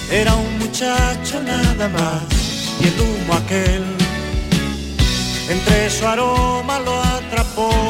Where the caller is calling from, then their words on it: Granada, Andalusia, Spain; Hola, buenos días … de Granada.